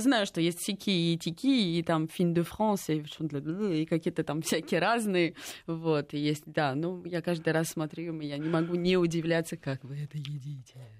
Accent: Moscow, Russia; я вообще родилась в Москве

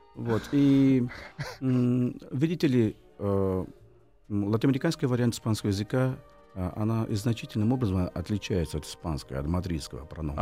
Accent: Rio de Janeiro, Brazil; Russian is a second language; moved away; Родился я в Рио-де-Жанейро, Бразилии, летом, в феврале.

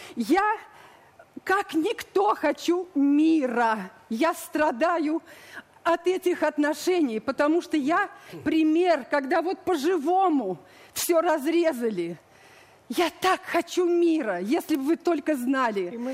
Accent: Volga region, Russia; moved away as an adult; also born or lived in Leningrad; now in Kyiv, Ukraine; Я актриса, родилась на Волге, я русская

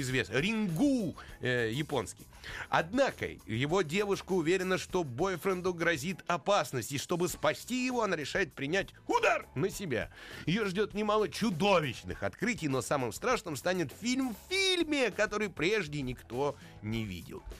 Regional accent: Russia; мы из России

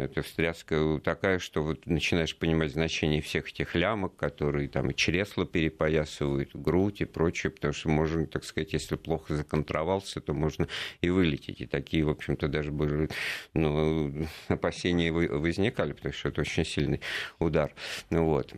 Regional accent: Moscow, Russia; Я из Москвы

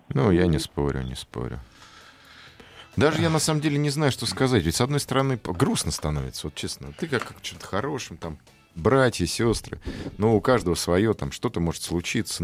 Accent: Russia; Мы же русские люди

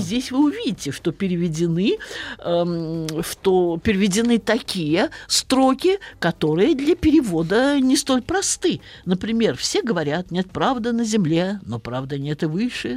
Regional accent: Saratov, Saratov Oblast, Russia; я родилась и выросла в славном городе Саратове

